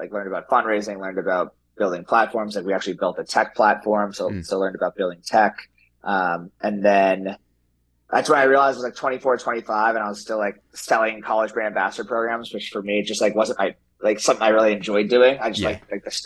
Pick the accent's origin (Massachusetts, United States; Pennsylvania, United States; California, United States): Massachusetts, United States; Wellesley; I grew up in Wellesley, Mass. It's a suburb of Boston